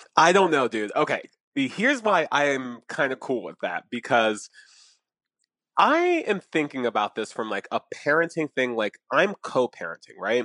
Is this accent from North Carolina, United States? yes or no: no; Atlantic City, New Jersey, United States; I'm from Atlantic City. I, was born there. I have family there